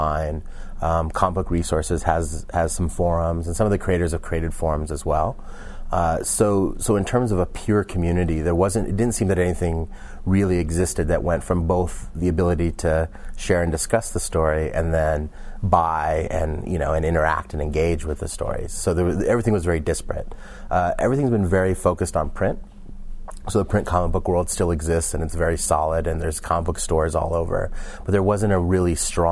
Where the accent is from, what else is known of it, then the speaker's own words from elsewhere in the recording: San Francisco Bay Area, California, United States; I grew up in the San Francisco Bay Area